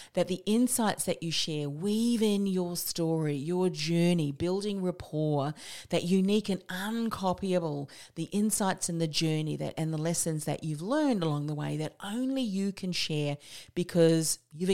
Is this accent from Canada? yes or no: no; New Zealand; also born or lived in Australia; I'm a Kiwi Aussie, so if you're not understanding my accent